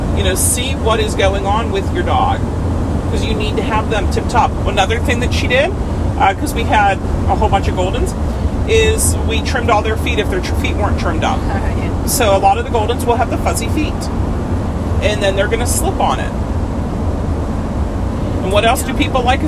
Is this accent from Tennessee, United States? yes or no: no; Pittsburgh, Pennsylvania, United States; now in Florida, United States; I grew up in Pittsburgh, outside Pittsburgh. I grew up in the Allegheny Mountains.